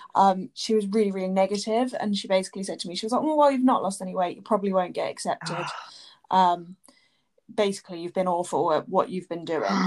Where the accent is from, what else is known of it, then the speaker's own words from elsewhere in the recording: Southampton, South East England, United Kingdom; I'm 27 and I'm from Southampton.